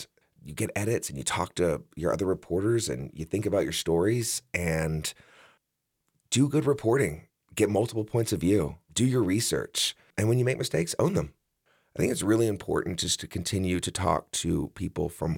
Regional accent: West Texas, United States; moved away as an adult; also born or lived in Los Angeles; now in Jackson, United States; I grew up in West Texas

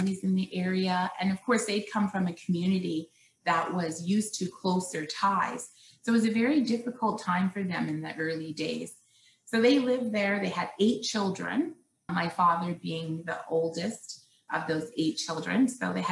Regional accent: Canada; also born or lived in Western Canada; I was born in Canada, have lived, here my whole life, and now I live in Western Canada

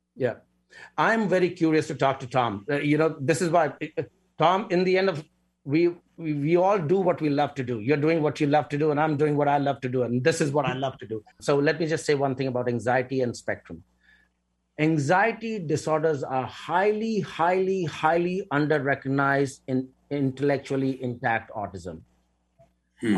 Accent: India; moved away; I come from India

